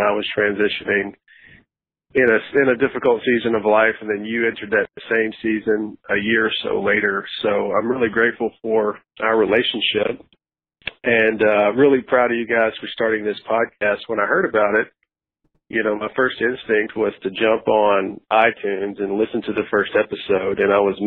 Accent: Nashville, Tennessee, United States; Growing up in Nashville, I went to a church for about 7 years

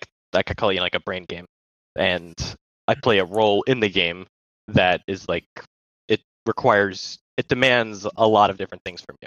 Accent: Baltimore, Maryland, United States; I'm from Baltimore, Maryland.

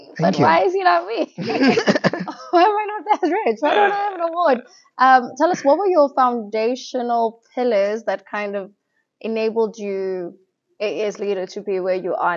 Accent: Botswana; I'm from Botswana

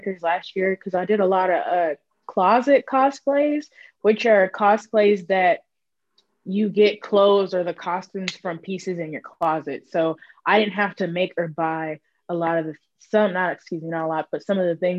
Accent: Houston, Texas, United States; moved away as an adult; I just recently moved back to my hometown of Houston

